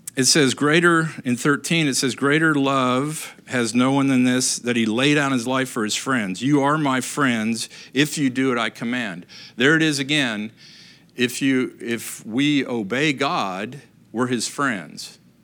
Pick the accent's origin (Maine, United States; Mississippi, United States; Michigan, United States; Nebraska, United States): Michigan, United States; Upper Peninsula; moved away; growing up in Michigan, really, uh, you know, great place to grow up, up in the Upper Peninsula